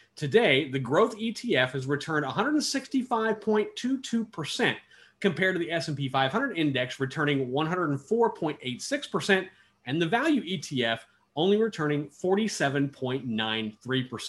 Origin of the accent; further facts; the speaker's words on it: Kansas, United States; my home state of Kansas